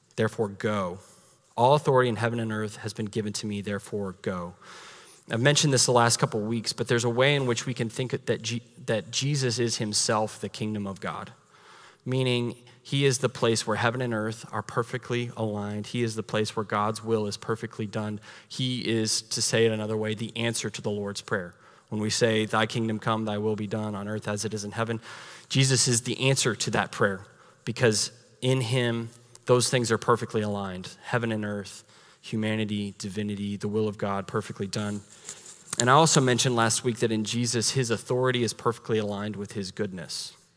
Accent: United States

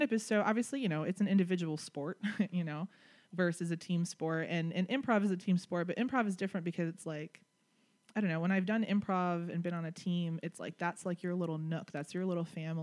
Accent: Chicago, Illinois, United States; moved away; I'm originally from Chicago

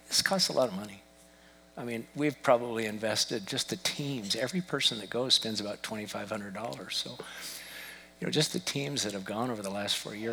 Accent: United States; I'm an American

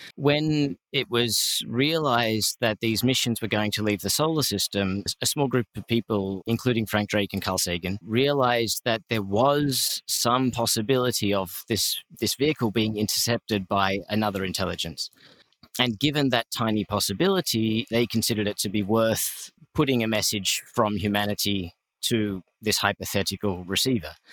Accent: Australia; I'm Australian.

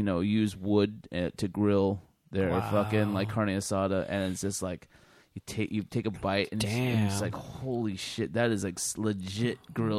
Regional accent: California, United States; Dude, I grew up in California, man.

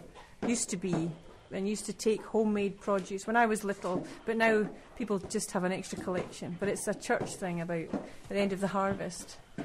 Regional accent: Scotland, United Kingdom; I'm volunteering. I came over to help for a few weeks from Scotland.

